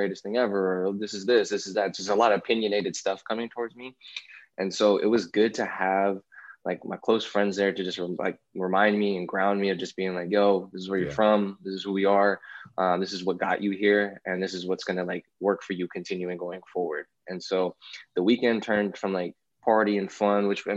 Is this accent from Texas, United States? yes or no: no; Alameda, California, United States; I grew up in Alameda, which is like a small, I used to think it was like the weakest city ever